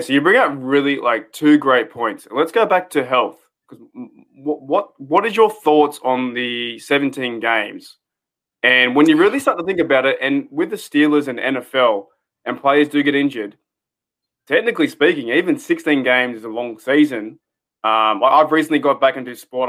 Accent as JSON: {"language": "English", "country": "Australia", "said": "I'm from Australia."}